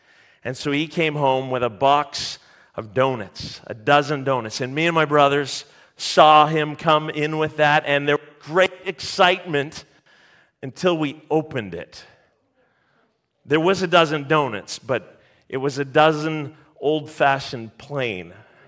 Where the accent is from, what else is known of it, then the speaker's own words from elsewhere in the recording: St. Catharines, Ontario, Canada; also born or lived in Mississauga; I grew up in Mississauga and St. Catharines, half an hour on either side of the city of Hamilton